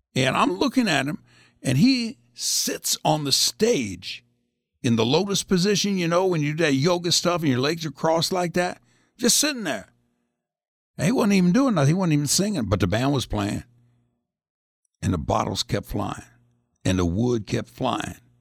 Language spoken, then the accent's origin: English; Indianapolis, Indiana, United States; we're from Indianapolis